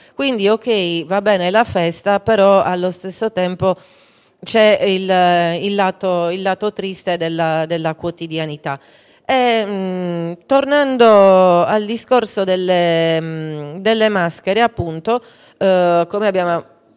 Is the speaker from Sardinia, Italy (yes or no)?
yes; Campidano, Cagliari area, Sardinia, Italy; Da noi invece qui nel, nel, Campidano e nel Cagliaritano